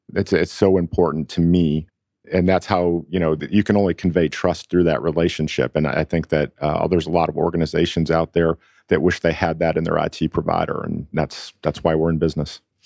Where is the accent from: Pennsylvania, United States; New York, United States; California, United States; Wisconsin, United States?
New York, United States; Buffalo; moved away as an adult; now in Atlanta, United States; I'm from Buffalo originally. Um, I was moved here to Atlanta by a company